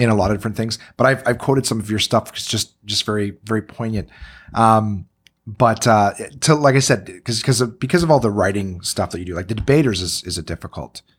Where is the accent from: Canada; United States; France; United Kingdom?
Canada; I'm a Canadian entertainer